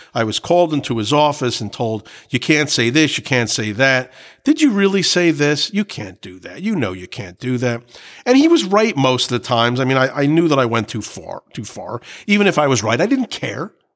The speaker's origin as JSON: {"language": "English", "region": "New Jersey", "country": "United States", "said": "I was from New Jersey"}